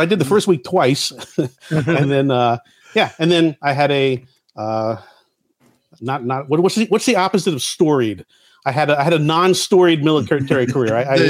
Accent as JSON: {"language": "English", "region": "Florida", "country": "United States", "tie": "born or raised there", "said": "I was a fat kid growing up in Florida"}